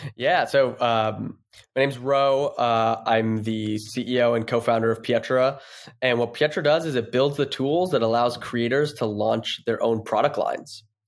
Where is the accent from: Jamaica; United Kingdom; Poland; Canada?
Canada; Toronto, Ontario; moved away as an adult; now in San Francisco, United States; I'm from Toronto, s, and I go back home